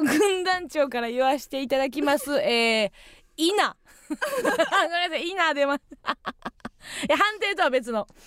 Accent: Kansai, Osaka, Japan; 今一度地元大阪・関西での知名度を上げるべく

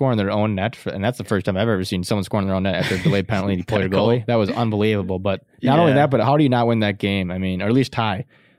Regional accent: Minnesota, United States; We are from Minnesota.

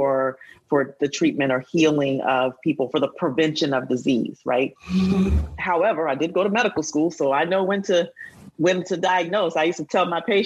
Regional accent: Huntsville, Alabama, United States; we grew up in Alabama, in Huntsville.

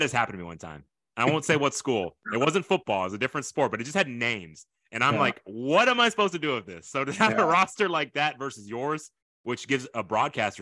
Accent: Fort Bend, Texas, United States; I'm from Fort Bend

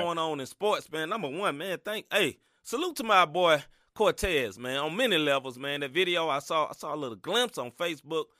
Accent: Tennessee, United States; I know I'm from Tennessee

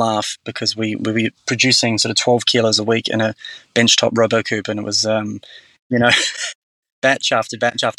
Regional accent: New Zealand; now in Australia; I grew up in New Zealand

